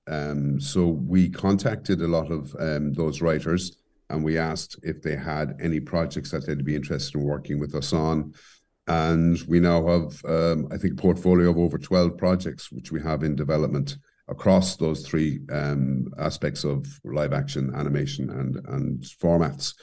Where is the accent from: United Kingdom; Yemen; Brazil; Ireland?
Ireland; Cobh, Munster; moved away as an adult; also born or lived in Caribbean; now in Cork, Ireland; growing up in Cove and the Harbour area